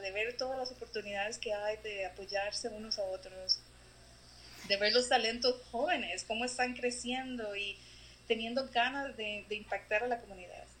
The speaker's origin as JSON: {"language": "Spanish", "region": "San José", "country": "Costa Rica", "tie": "born or raised there", "moved": "as an adult", "lives_now": "Columbus, United States", "said": "yo nací en Costa Rica, en, en la ciudad, soy capitalina"}